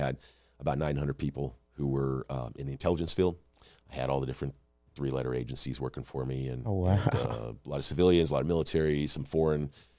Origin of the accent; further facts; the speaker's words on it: California, United States; I grew up in California. We moved around a lot.